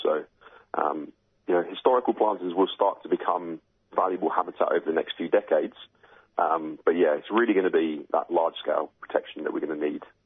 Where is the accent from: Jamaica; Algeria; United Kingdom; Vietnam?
United Kingdom; now in Australia; as you can tell from my accent, I'm obviously originally from the UK.